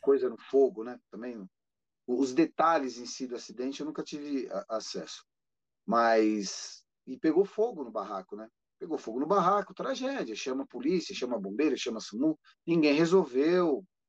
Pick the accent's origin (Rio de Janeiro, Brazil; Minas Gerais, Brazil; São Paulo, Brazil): São Paulo, Brazil; ABC Paulista; Eu sou do ABC Paulista